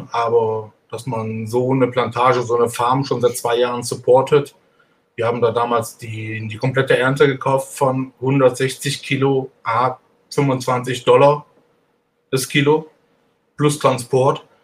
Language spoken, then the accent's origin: German; Cologne, North Rhine-Westphalia, Germany; now in Switzerland; Ich bin, ich bin ein Kölner.